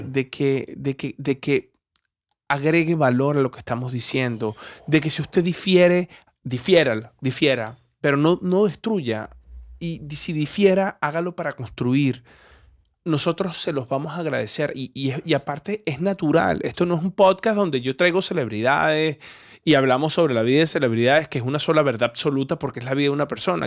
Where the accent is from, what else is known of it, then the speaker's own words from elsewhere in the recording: Venezuela; moved away; also born or lived in Colombia; Colombo venezolano